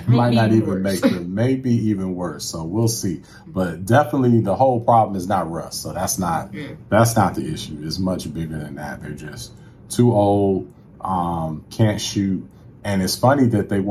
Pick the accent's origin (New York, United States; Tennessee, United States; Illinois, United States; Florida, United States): Illinois, United States; Chicago; moved away; my hometown Bulls